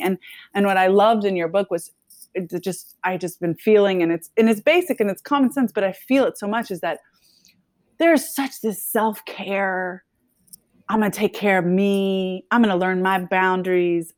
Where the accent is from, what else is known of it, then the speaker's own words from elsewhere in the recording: Nashville, Tennessee, United States; moved away as an adult; was born and raised in Tennessee, in Nashville, and then I left in nineteen ninety-seven